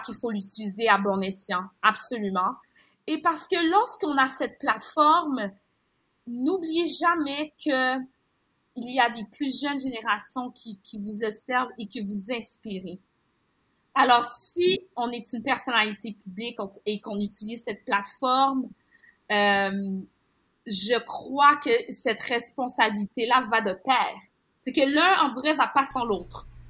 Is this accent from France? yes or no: no; Quebec, Canada; mon enfance était vraiment teintée d'un, certain déchirement entre le fait euh, de célébrer ma culture haïtienne ou de vouloir m'intégrer à la culture québécoise